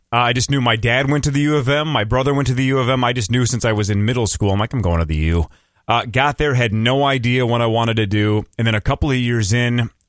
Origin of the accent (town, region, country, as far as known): Chisago City, Minnesota, United States; born or raised there